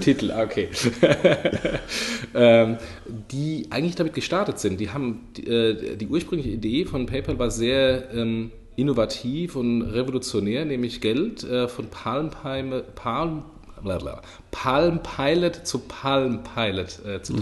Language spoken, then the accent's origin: German; Lower Franconia, Bavaria, Germany; accent: Hessian; moved away; also born or lived in Hesse; ich bin ein Unterfranke. Ähm, zwar mit einem okay. hessischen Dialekt, äh, aber ich bin immer noch ein gebürtiger Unterfranke